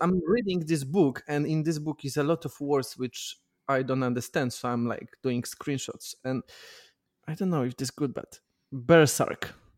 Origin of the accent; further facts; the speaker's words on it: Białystok, Podlaskie Voivodeship, Poland; English is a second language; moved away; when I was, like, uh, eleven, I was working in the radio in my hometown